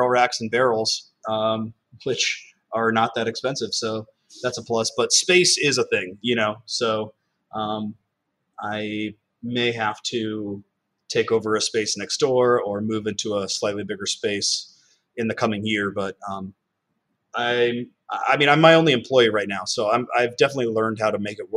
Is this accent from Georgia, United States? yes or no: no; California, United States; now in New York City, United States; I'm from California